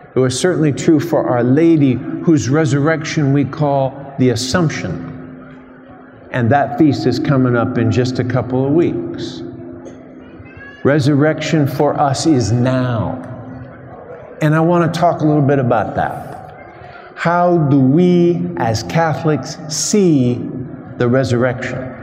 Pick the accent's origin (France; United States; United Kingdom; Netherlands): United States; Alabama; I'm a priest from Alabama